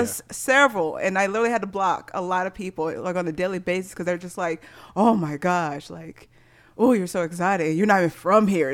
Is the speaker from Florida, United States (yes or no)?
no; Missouri, United States; growing up in Missouri